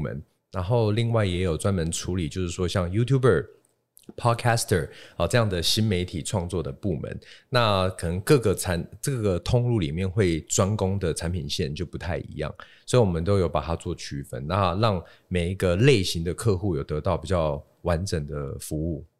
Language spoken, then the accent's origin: Chinese; Taiwan; 其实我们在台湾开始 一九五九年嘛，开始做这个，呃，贸易跟代理。那那个时候都是在这个所谓的相机，还有影像产业里面开始经营